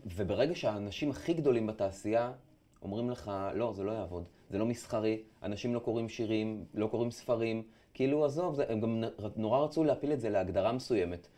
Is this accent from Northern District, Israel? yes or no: yes; Afula, Northern District, Israel; moved away as an adult; now in Tel Aviv, Israel; עברתי מעפולה לתל אביב.